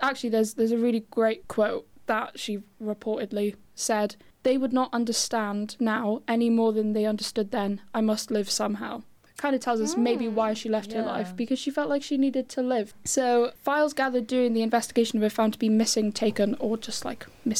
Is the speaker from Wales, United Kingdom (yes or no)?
yes; Swansea, Wales, United Kingdom; I'm 19, I'm from Swansea.